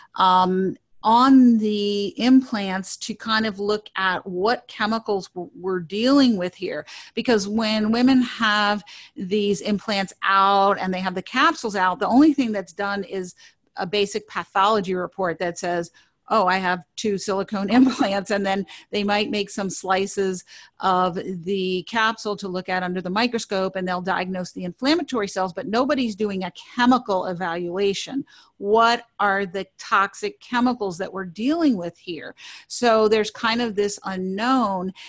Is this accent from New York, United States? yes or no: yes; New York City, New York, United States; I grew up in New York City